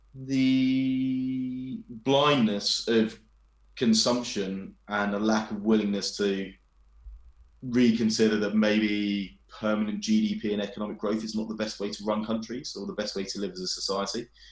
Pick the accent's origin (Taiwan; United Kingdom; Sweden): United Kingdom; England; I'm a brown person from England